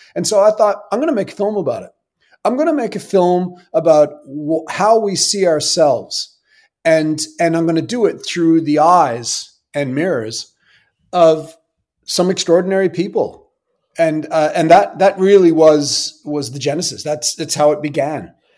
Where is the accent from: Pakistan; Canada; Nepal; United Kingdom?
Canada; Sydney, Nova Scotia; I was born in Sydney, Nova Scotia